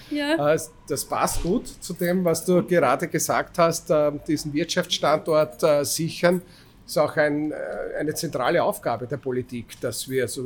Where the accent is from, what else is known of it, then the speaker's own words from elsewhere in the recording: Styria, Austria; Ich bin ein Steirer. Mein Großvater war Pole, sozusagen. Also wir kommen irgendwie, wir halt aus dem Habsburger Reich